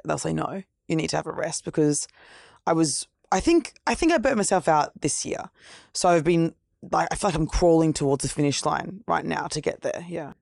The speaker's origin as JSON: {"language": "English", "town": "Gold Coast", "region": "Queensland", "country": "Australia", "tie": "born or raised there", "also_born_or_lived": "Brisbane", "moved": "yes", "lives_now": "Sydney, Australia", "said": "New South Wales, but I grew up at the Gold Coast."}